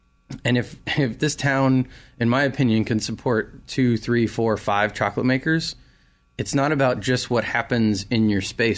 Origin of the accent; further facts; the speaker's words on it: California, United States; moved away as an adult; now in Raleigh, United States; When I moved to Raleigh from California, I found my home.